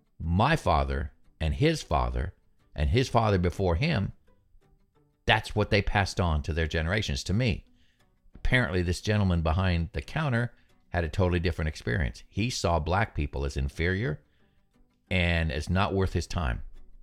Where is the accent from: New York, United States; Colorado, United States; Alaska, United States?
Alaska, United States; Fairbanks; I grew up in Alaska. I grew up in Southeast Alaska.